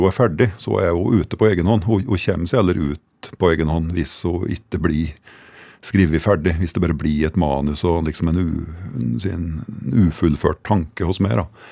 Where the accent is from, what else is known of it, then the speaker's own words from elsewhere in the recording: Fåvang, Innlandet, Norway; hjembygda mi, i Fåvang også, oppe i, oppe i Ringbu